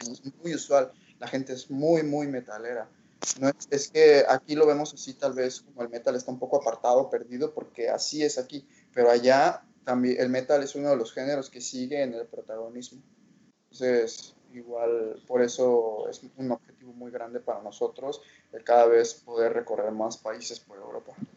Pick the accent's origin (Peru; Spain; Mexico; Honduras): Mexico; nosotros como mexicanos